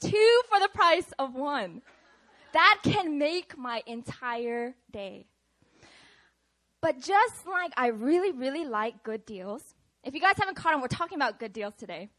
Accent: Seattle, Washington, United States; moved away; I'm from Seattle, Washington

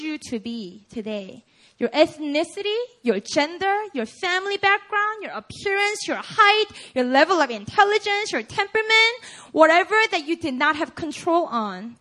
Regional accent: South Korea; accent: Konglish; first language Korean; English is a second language; now in United States; I'm just a Korean native

